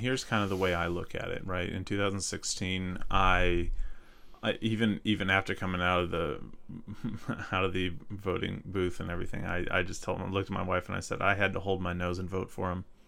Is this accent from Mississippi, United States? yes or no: yes; North Mississippi, United States; accent: southern; moved away as an adult; also born or lived in Minnesota; I grew up in North Mississippi, uh, right, right south of Memphis